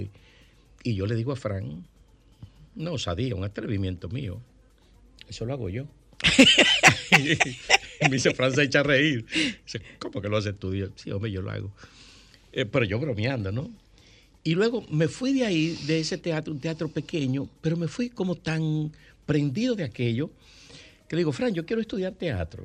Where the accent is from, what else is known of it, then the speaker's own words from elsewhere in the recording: Santo Domingo, Distrito Nacional, Dominican Republic; also born or lived in Villa Consuelo, Santo Domingo; yo nací en la Marcos don 40. Yo soy de Villajuana. Mi ascenso social se produce de Villajuana a Villa Consuelo.